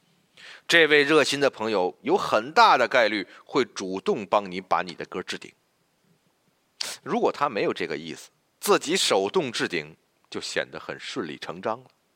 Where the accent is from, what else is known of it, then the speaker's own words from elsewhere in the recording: China; 我们中国人呢，就愿呼朋喊友地聚在一起